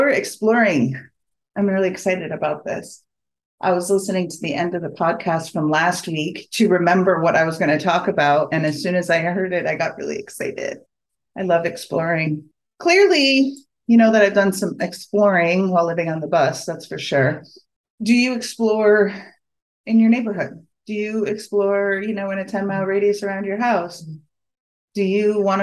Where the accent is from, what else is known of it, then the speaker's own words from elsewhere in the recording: New England, United States; I grew up in New England